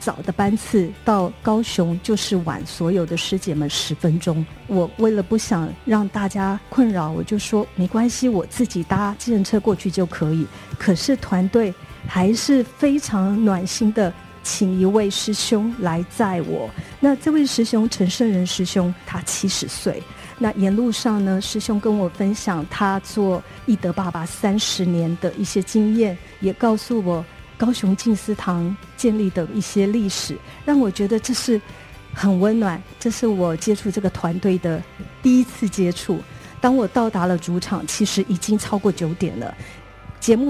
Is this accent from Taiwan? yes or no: no; Thailand